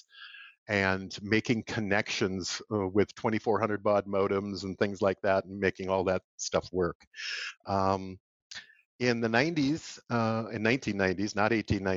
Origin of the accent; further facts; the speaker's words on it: Comfrey, Minnesota, United States; I grew up on a rural farm in southwest corner of Minnesota near a little town of Comfrey, Minnesota.